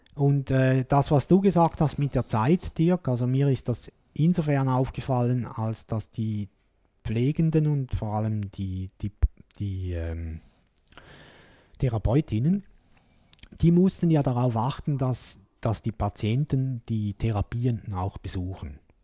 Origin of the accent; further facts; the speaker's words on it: Switzerland; hier bei uns in der Schweiz